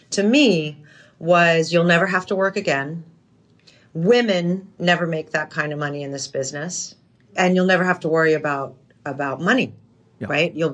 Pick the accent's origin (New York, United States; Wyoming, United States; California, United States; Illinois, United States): New York, United States; also born or lived in New Hampshire / Europe; I grew up in in Europe and New York and New Hampshire.